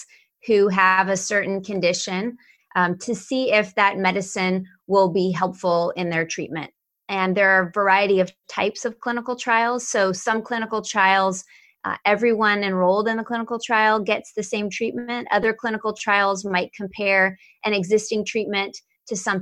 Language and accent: English; Atlanta, Georgia, United States; now in Maryland, United States; I'm originally from Atlanta, Georgia, and have been in Maryland now for about 25 years